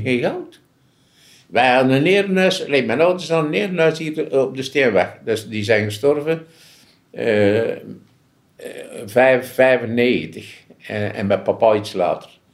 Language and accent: Dutch; Ghent, Flanders, Belgium; Ik ben op Meulensteen geboren.